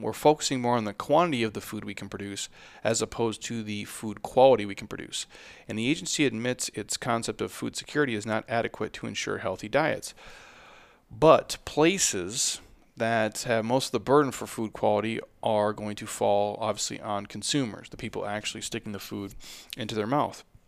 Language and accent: English; United States; I'm an American